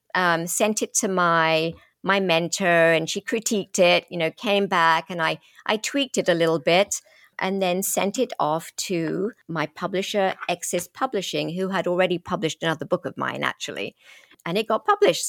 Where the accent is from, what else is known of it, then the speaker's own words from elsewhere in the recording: London, United Kingdom; accent: British; moved away as an adult; now in United States; I grew up in London from age three.